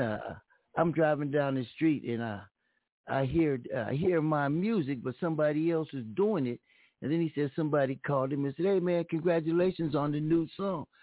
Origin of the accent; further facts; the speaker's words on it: Pomona, California, United States; I'm from Pomona